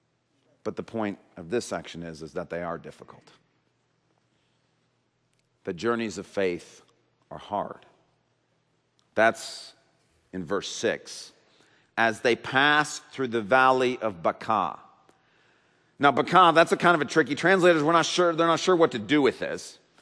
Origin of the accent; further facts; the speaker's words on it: Grand Rapids, Michigan, United States; moved away as an adult; When I moved back to Grand Rapids